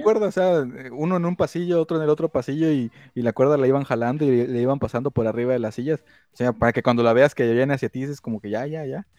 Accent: Mexico; somos de México.

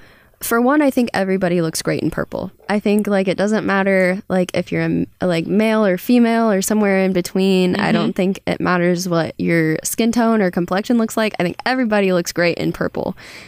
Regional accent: Kansas, United States; Southeast Kansas. It's like by Oklahoma and Missouri.

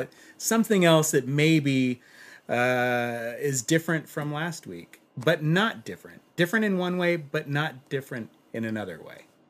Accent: Los Angeles, California, United States; I'm from Los Angeles

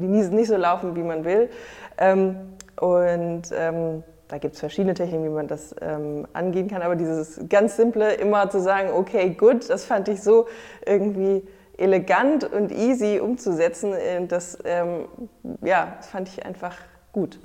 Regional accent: near Frankfurt, Hesse, Germany; moved away as an adult; now in Hamburg, Germany; Ich komme ursprünglich aus der Nähe äh, von Frankfurt, aus einem kleinen Dorf

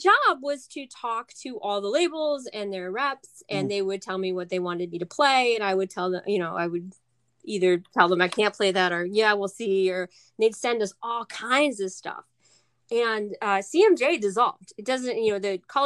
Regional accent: Pine Bush, New York, United States; I grew up in Pine Bush, New York

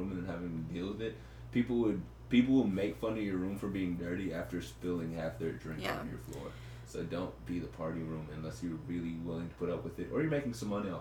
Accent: Houston, Texas, United States; moved away as an adult; we didn't just grow up in Texas

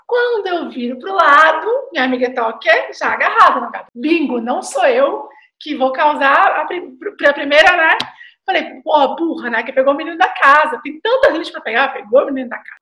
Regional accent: Brasília, Federal District, Brazil; eu sou de Brasília, nasci em Brasília

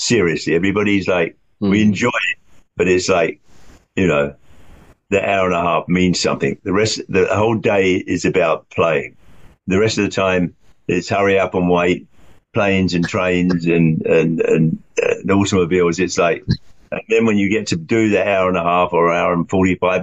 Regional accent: London, United Kingdom; moved away; When I was growing up in London

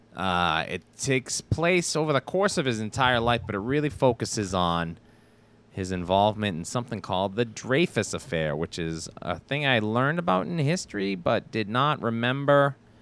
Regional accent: United States; I'm a Amer-, I'm an American

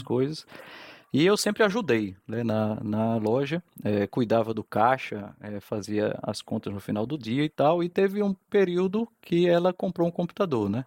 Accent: João Pessoa, Paraíba, Brazil; also born or lived in Fortaleza, Ceará / Campina Grande; nasci em Fortaleza, sou cearense, tá? Ah, e aí isso me coloca numa posição legal entre João Pessoa e Campina Grande, que a minha vida foi aqui em João Pessoa

